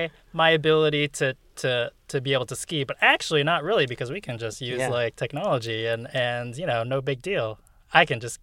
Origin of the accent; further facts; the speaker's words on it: Massachusetts, United States; I grew up in Massachusetts, right?